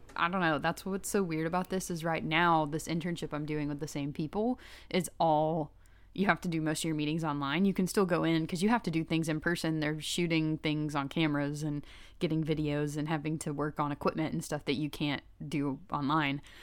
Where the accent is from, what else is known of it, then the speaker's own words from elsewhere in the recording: Chattanooga, Tennessee, United States; I'm from Chattanooga